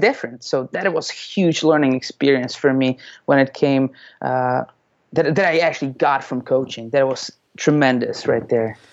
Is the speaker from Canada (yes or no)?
no; Czechia; now in Tampa, United States; I'm originally from the Czech Republic